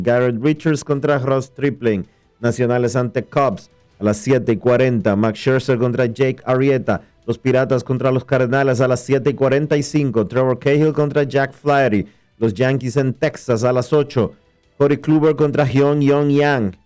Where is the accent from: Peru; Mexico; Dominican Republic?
Dominican Republic